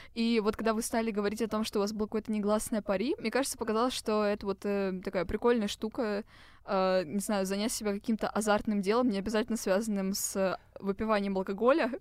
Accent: Moscow, Russia; Мы, типичные москвичи 20 плюс

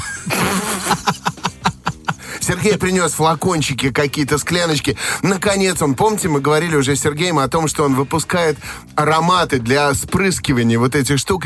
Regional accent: Estonia; moved away; А мое детство прошло в Эстонии

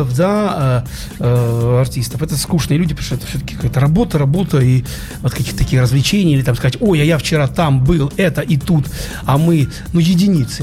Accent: Ukraine; now in Saint Petersburg, Russia; я родился не в Петербурге, я родился далеко на Украине, уже теперь в другой стране, в маленьком городе

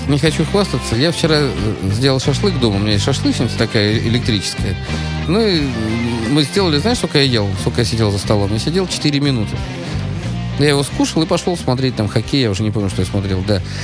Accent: Saint Petersburg, Russia; мое детство прошел на Марата 80, как раз э, Тюзовский этот самый э, парк

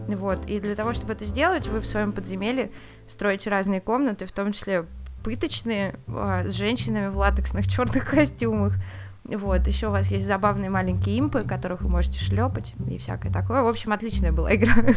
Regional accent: Moscow, Russia; я из Москвы

